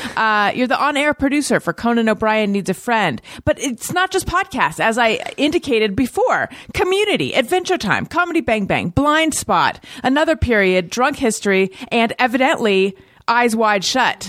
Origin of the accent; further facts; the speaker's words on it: Newport Beach, California, United States; also born or lived in Costa Mesa; I am from Corona del Mar